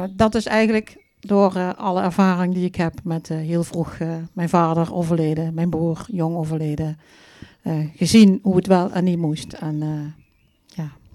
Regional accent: Vierlingsbeek, Limburg, Netherlands; Ik kom uit het mooie Vierlingsbeek, hè, waar we nou eh, zitten

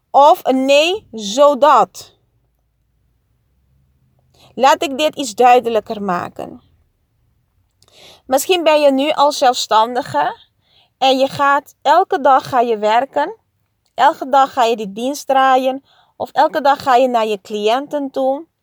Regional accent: Curaçao; En ja, op Curaçao. Ik groeide op op Curaçao. En daar is 90% van de mensen katholiek.

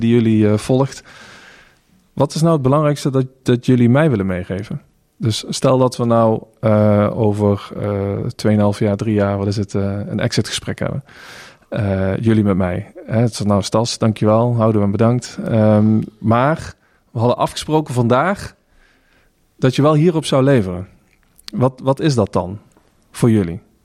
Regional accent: North Limburg, Netherlands; ik ben opgegroeid in Noord-Limburg, jaren 90

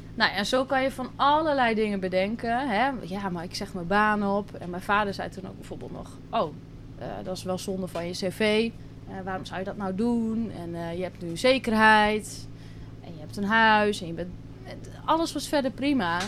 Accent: Drenthe, Netherlands; moved away as an adult; now in Curaçao; ik kom uit Drenthe, klein dorpje. En daar heb ik altijd gewoond, ben ik opgegroeid

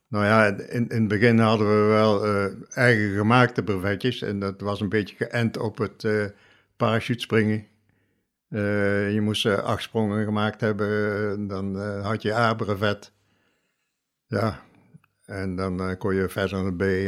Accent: Oosterbeek, Gelderland, Netherlands; geboren en getogen in Oosterbeek

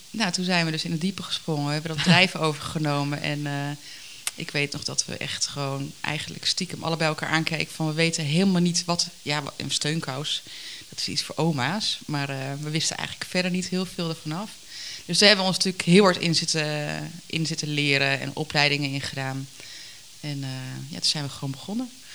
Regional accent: Harderwijk, Gelderland, Netherlands; moved away; also born or lived in Ermelo / Putten; Ik ben geboren in Harderwijk. Opgegroeid met, eh, een leuk gezin met mijn ouders en mijn zusje

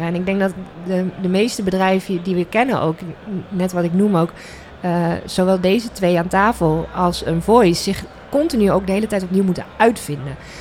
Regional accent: The Hague, South Holland, Netherlands; now in Groningen, Netherlands; ik kom zelf uit Den Haag

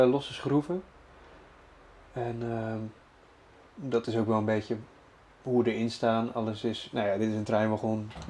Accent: Rotterdam, South Holland, Netherlands; Ik kom uit Rotterdam.

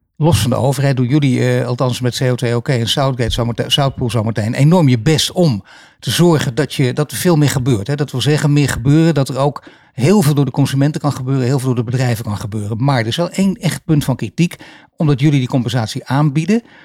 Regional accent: Netherlands; wij Nederlanders

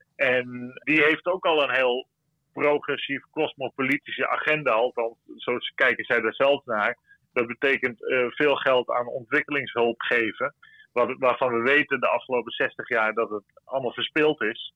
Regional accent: Netherlands; wij hebben als Nederlanders

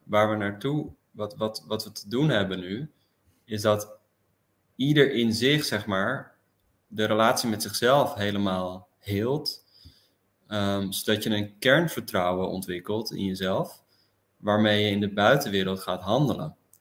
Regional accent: Amsterdam, North Holland, Netherlands; also born or lived in Delft; now in The Hague, Netherlands; Ik woon nu in Den Haag en ik ben geboren in Amsterdam

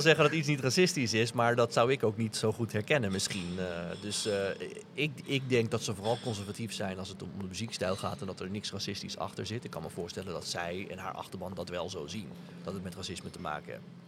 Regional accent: Netherlands; also born or lived in Charlottesville, Virginia; ik kom uit Nederland

